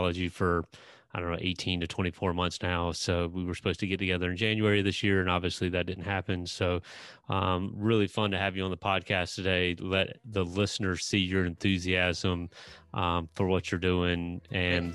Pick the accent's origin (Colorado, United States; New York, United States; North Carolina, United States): North Carolina, United States; New Bern; moved away; I grew up in Eastern North Carolina, little town called New Bern, North Carolina